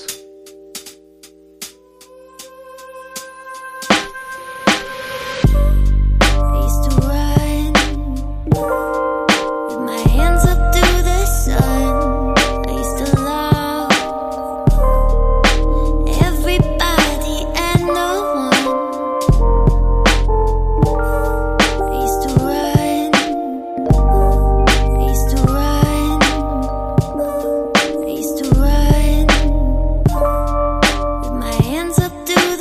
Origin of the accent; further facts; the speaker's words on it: Blackburn, North West England, United Kingdom; now in St Annes, United Kingdom; I'm from Blackburn originally, but I live in St. Anne's